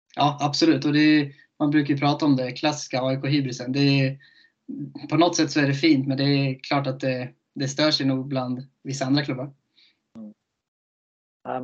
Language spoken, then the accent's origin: Swedish; Köping, Västmanland, Sweden; moved away; jag är från Köping